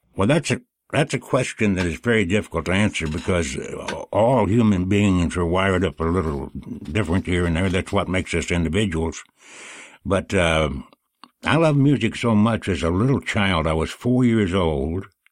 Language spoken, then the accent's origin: English; Kentucky, United States; moved away; I grew up in Kentucky